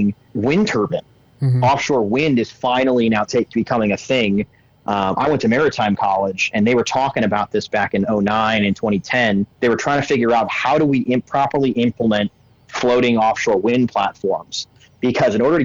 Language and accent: English; Illinois, United States; I grew up in Illinois. That's actually where I'm at right now